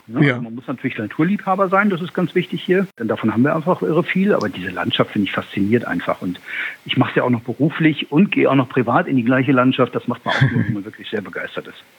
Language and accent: German; Bonn, North Rhine-Westphalia, Germany; moved away; also born or lived in Lüneburg Heath; in einem, in, einem, Vorort von Bonn bin ich groß geworden, also schon im Rheinland